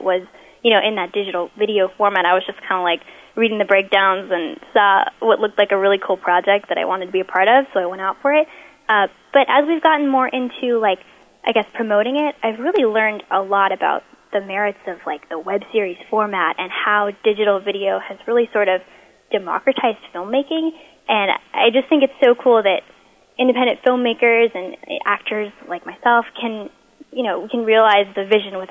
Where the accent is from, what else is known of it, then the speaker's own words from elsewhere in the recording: Pasadena, California, United States; I'm from Pasadena, California